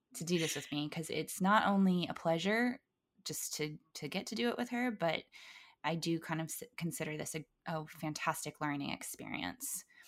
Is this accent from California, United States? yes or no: yes; Valencia, California, United States; I grew up in Valencia